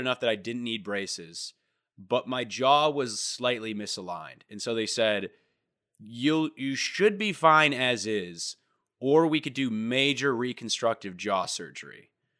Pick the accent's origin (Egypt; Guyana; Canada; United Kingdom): United Kingdom; I'm British, actually.